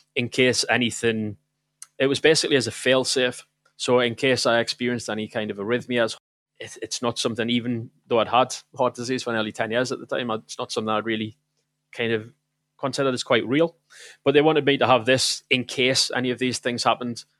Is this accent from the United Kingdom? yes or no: yes; South Shields, North East England, United Kingdom; moved away as an adult; also born or lived in Manchester; I went back home to, um, to my mother's house in South Shields at the time. I was visiting from Manchester